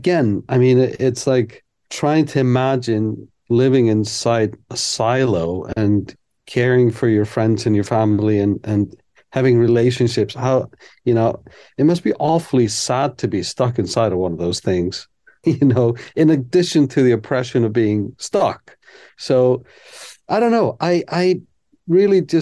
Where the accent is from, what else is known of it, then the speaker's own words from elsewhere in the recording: Iceland; I'm from Iceland